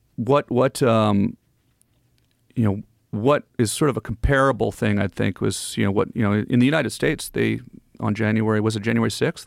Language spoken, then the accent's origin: English; Ottawa, Ontario, Canada; moved away as an adult; also born or lived in Los Angeles; I'm from Ottawa, so I grew up, you know, the Parliament Hill